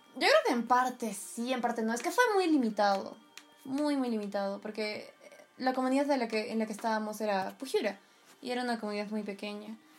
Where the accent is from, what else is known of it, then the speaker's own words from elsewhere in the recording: Peru; compartimos todos como peruanos